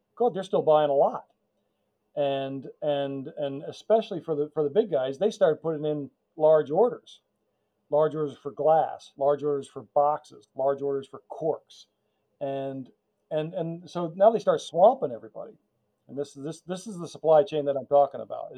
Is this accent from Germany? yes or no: no; United States; we grew up near New York